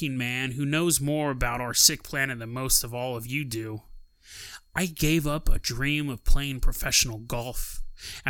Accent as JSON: {"language": "English", "town": "Healdsburg", "region": "California", "country": "United States", "tie": "born or raised there", "also_born_or_lived": "Helena, Montana", "said": "I was born in Helena, Montana, March 1st, 1954, and I was raised in Northern California in a small town called Healdsburg"}